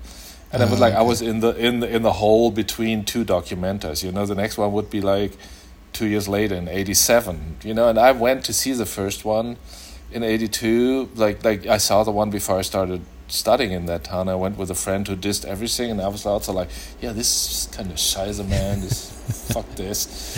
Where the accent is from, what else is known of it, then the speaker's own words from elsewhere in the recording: Germany; English is a second language; now in -; In Germany, everything is near, but it was like two and a half hour drive.